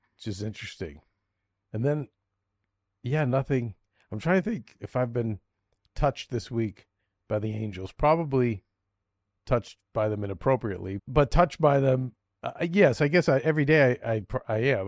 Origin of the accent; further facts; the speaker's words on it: Boston, Massachusetts, United States; accent: slight Boston; my slight Boston accent